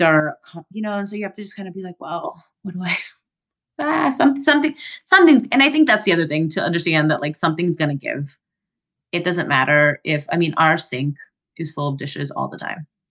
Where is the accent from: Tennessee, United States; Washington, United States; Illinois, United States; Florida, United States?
Florida, United States; moved away; also born or lived in Central America; I grew up in Florida and then in Central America